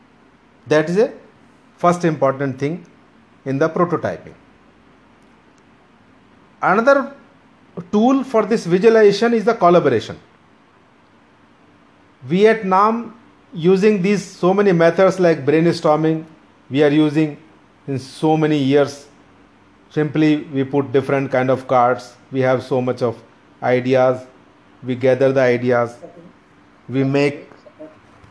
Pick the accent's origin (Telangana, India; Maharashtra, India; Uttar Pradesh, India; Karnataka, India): Uttar Pradesh, India; Meerut; moved away; I come from Meerut